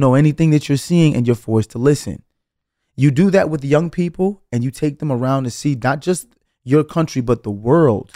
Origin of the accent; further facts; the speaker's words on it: New York City, New York, United States; felt like Brooklyn was going to be the place where I spent my entire life